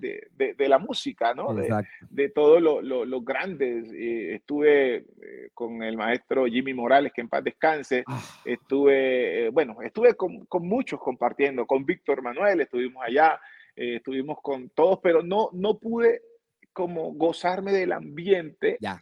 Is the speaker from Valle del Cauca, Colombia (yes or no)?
yes; Buenaventura, Valle del Cauca, Colombia; now in Cali, Colombia; yo eh, soy colombiano, eh, nací en Buenaventura, que es el Pacífico de, nuestro país. Eh, vivo en Cali hace muchos años